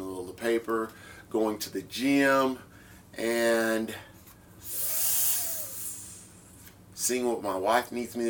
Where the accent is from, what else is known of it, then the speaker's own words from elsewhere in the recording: Midwest, United States; moved away; I'm from the Midwest